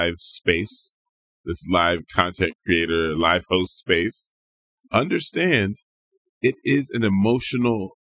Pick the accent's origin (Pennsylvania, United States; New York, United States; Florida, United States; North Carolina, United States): Pennsylvania, United States; Chester; now in Portland, United States; I'm from Chester, Pennsylvania. This is a suburb of Philadelphia